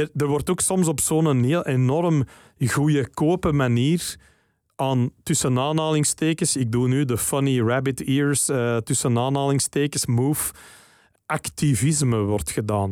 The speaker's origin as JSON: {"language": "Dutch", "region": "Flanders", "country": "Belgium", "said": "wij zijn België en bij verlenging Vlaanderen"}